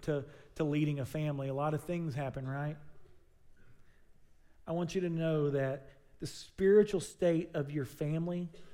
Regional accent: Southern United States, United States; It's just something we do because we're from the South.

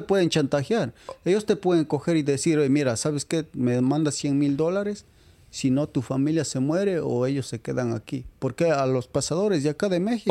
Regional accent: Riobamba, Chimborazo, Ecuador; moved away as an adult; yo vengo de Riobamba.

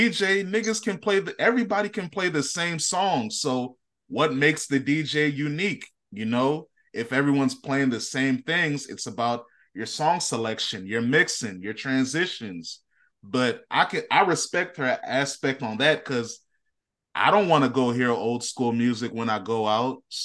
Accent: Northern Virginia, United States; I'm from Northern Virginia

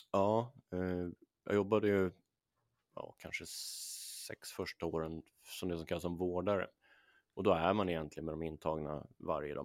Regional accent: Åkersberga, Stockholm County, Sweden; där är jag uppvuxen

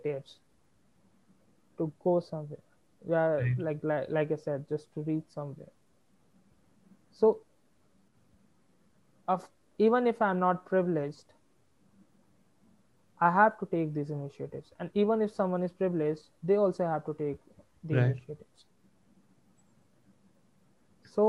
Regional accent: Bihar, India; now in Delhi, India; I'm from Bihar

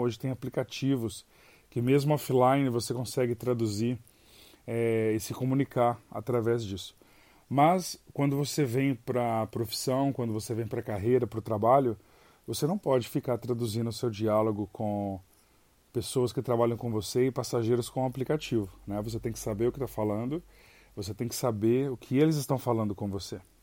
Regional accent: Brazil; moved away as an adult

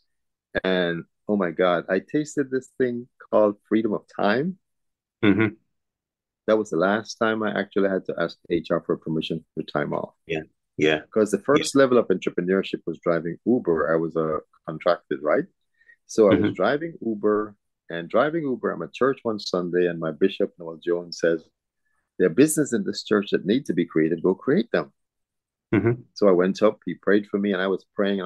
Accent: Belize; now in Houston, United States; I was born in Belize.

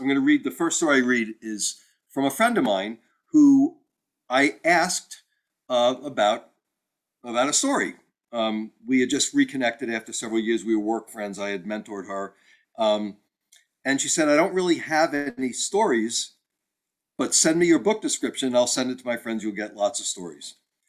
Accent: Texas, United States; It was the hottest baseball game I'd ever been to, and I'm from Texas, so that's saying something.

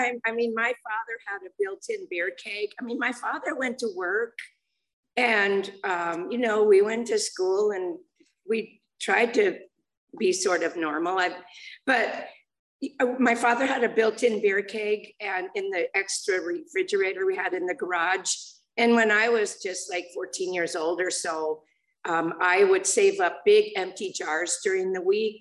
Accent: Los Angeles, California, United States; I grew up in the San Fernando Valley. And I was born in Los Angeles

